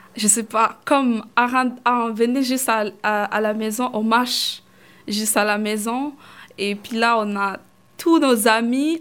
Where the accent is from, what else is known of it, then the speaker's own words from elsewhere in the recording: Kigoma, Tanzania; French is a second language; now in Canada; je suis née là-bas dans les camps de réfugiés, j'ai grandi là-bas